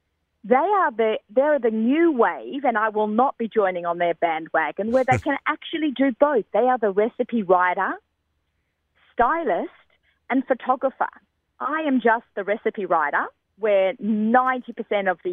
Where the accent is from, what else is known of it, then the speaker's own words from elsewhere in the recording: Australia; I'm Australian